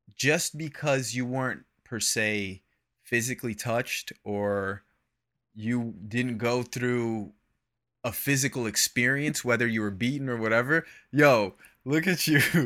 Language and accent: English; Florida, United States; I grew up in Florida